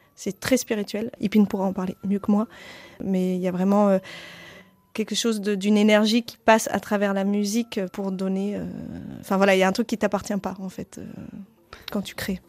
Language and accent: French; Roubaix, Hauts-de-France, France; accent: accent du Nord; J'ai grandi en ville, j'ai grandi à Roubaix